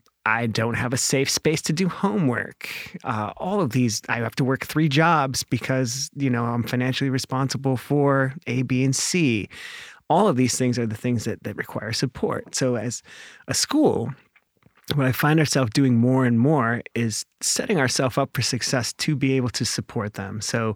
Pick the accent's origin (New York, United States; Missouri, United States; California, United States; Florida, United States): California, United States; also born or lived in Cleveland, Ohio, United States; And then we moved to California because my dad was a bodybuilder and worked out at Gold's Gym and lived that whole experience. And we moved to, San Diego area. And I lived there and I graduated high school.